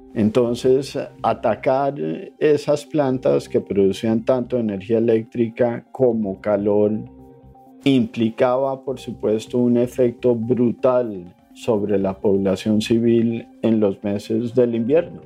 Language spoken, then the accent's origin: Spanish; Colombia; soy colombiano. Nací en un país en conflicto